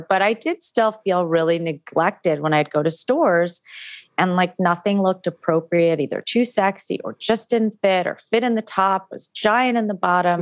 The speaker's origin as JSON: {"language": "English", "town": "New York City", "region": "New York", "country": "United States", "tie": "born or raised there", "said": "I grew up in New York City"}